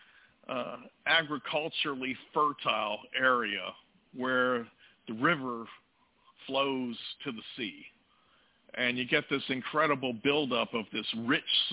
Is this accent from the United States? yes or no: yes; New Castle, Pennsylvania, United States; also born or lived in Pineville, Kentucky (mother's origin); I was born in Newcastle, Pennsylvania, which is just outside of Pittsburgh.